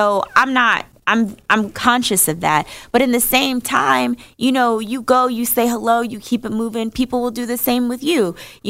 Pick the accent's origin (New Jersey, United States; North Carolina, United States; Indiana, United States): New Jersey, United States; North; I'm from North New Jersey.